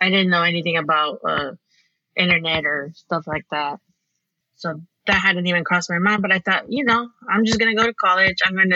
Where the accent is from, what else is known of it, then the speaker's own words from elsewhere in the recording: California, United States; It's a really small farming community in California.